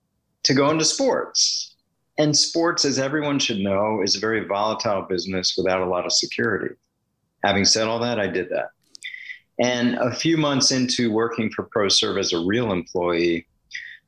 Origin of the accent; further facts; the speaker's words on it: Washington, District of Columbia, United States; moved away as an adult; also born or lived in Stanford, California / Boston / Green Bay, Wisconsin; Growing up in Washington, D.C., diehard Washington, as they were called then, Redskin fan